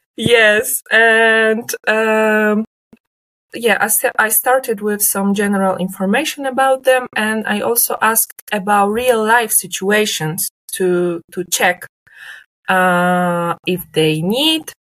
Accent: Leszno, Greater Poland, Poland; Now it's Leszno because now I'm in my hometown

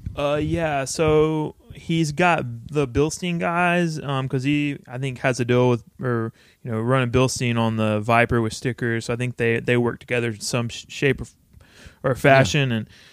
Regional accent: Texas, United States; also born or lived in Austin, Texas; my hometown, which it's registered in still

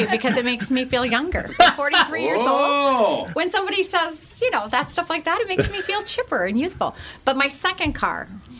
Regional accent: Rapid City, South Dakota, United States; The Rapid City, South Dakota area.

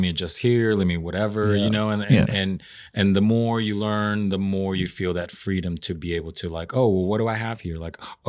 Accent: Peru; I'm from Peru. We are big on potatoes.

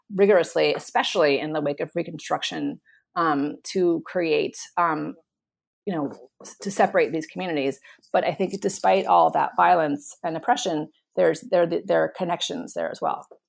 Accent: South Florida, United States; I'm from South Florida

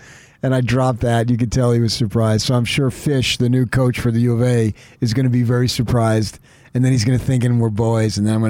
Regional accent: Phoenix, Arizona, United States; I grew up in Phoenix, went to Arizona State

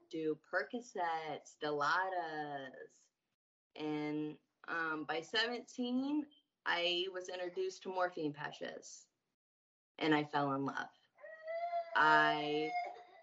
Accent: Indiana, United States; I'm from Indiana.

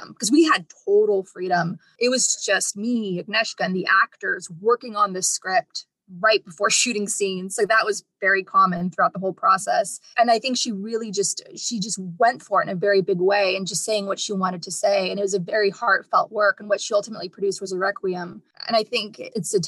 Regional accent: United States; I'm an American and I'm based here

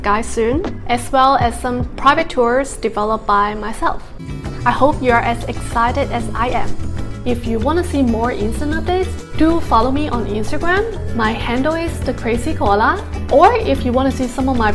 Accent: United States; as an American

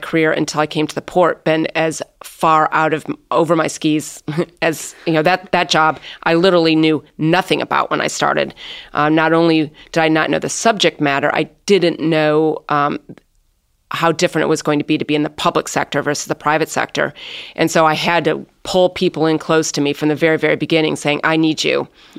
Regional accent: South Bend, Indiana, United States; I grew up in South Bend, Indiana

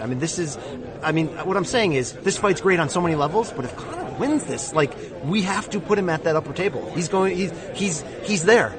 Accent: Connecticut, United States; Where I come from in Connecticut, in a dirtbag factory town.

